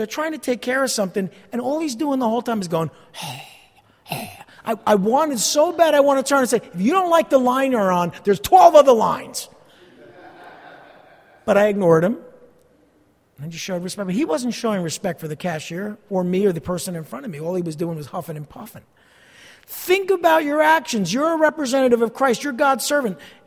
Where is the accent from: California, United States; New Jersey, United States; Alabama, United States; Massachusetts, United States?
New Jersey, United States; East Rutherford; also born or lived in Montclair, New Jersey; I grew up here in East Rutherford, not far from here, a couple miles away